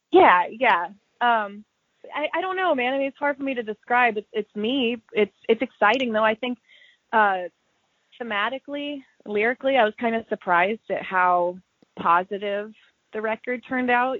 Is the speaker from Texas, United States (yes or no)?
no; Kansas City, Missouri, United States; growing up in Kansas City